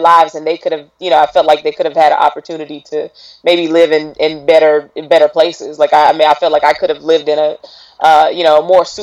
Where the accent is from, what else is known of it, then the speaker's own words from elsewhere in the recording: Raleigh, North Carolina, United States; I'm from Raleigh, North Carolina